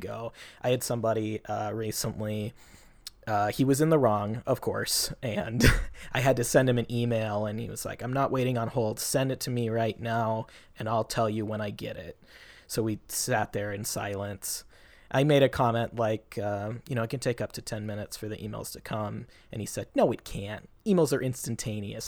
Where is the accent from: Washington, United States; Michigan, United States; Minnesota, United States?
Washington, United States; Federal Way; my hometown, Federal Way, Washington